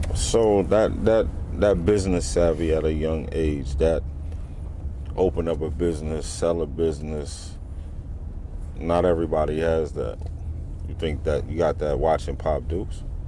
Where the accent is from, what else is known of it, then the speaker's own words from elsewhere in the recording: New York City, New York, United States; now in Harrisburg, United States; I, my father's from East New York, so I moved to East New York